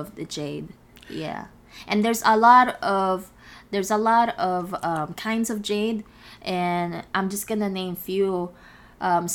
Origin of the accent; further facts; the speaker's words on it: Philippines; moved away; just growing up in the Philippines